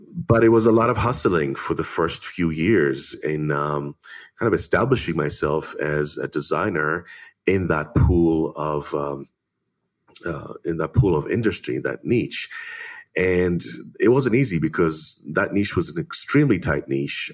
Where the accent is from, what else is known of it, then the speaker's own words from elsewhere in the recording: Israel; growing up in Israel